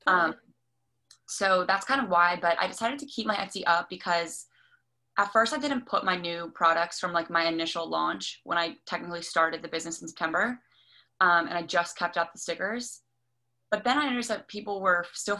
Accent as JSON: {"language": "English", "region": "Maryland", "country": "United States", "said": "I'm 22 and I'm from Maryland. I went to school in Maryland. I just graduated in May. And I also live in Maryland."}